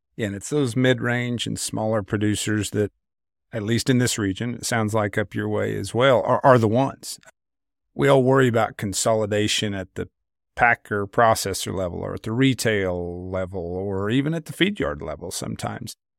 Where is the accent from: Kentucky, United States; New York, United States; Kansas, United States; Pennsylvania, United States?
Kansas, United States; I grew up in Kansas in a very market-driven, value-based household